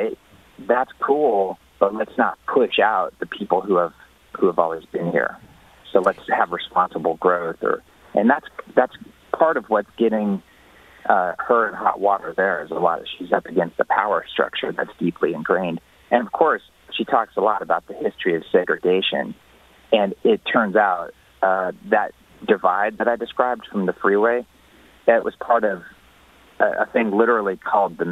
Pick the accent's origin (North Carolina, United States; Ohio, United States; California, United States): California, United States; moved away as an adult; also born or lived in Texas; I live in California these days, which is my home state